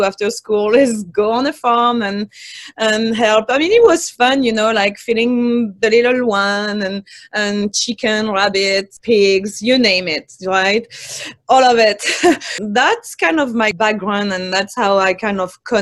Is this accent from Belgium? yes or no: no; Tonnerre, Bourgogne-Franche-Comté, France; moved away as an adult; also born or lived in London, United Kingdom; now in Atlanta, United States; I was born and raised in Tonnerre, which is a few minutes from Chablis